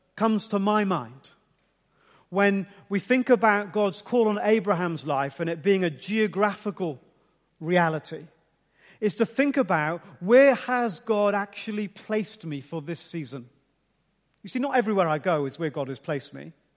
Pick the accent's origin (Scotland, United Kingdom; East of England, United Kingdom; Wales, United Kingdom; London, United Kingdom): East of England, United Kingdom; Ipswich; I was born in Ipswich, gonna live in Ipswich, gonna live a bit longer in Ipswich